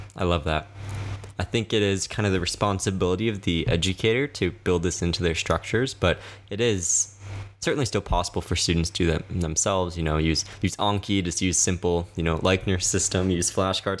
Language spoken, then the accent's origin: English; the South, United States; I grew up in the South